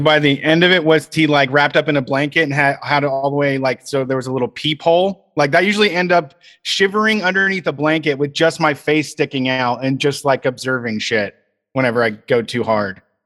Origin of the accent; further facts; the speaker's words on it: Reynoldsburg, Ohio, United States; in my hometown in Reynoldsburg, the place closest to me didn't have screens